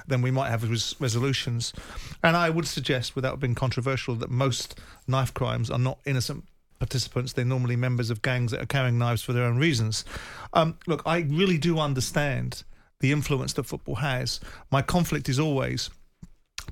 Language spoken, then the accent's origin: English; Croydon, London, United Kingdom; I grew up in Croydon when I was 15, 16 years of age.